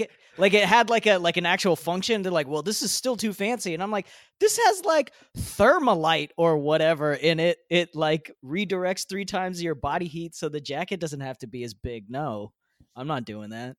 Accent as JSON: {"language": "English", "country": "United States", "said": "I am an American. I live in America"}